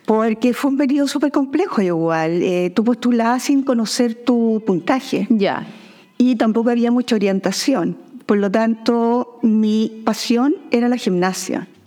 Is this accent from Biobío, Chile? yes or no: yes; Talcahuano, Biobío, Chile; born there; also born or lived in Valparaíso; Nací en Talcahuano, ya. mi padre era marino